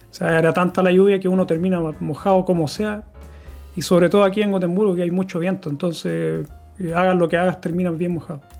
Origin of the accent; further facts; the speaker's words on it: Santiago, Santiago Metropolitan Region, Chile; now in Gothenburg, Sweden; Cuando yo llegué, yo vengo de Santiago, una ciudad que hace mucho calor en el verano y están bien marcadas las estaciones, igual que aquí en Suecia